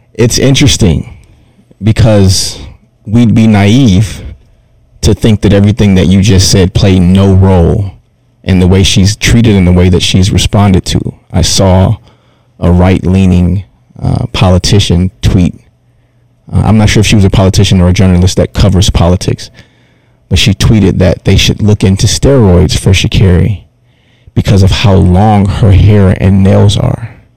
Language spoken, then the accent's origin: English; Detroit, Michigan, United States; I'm from Detroit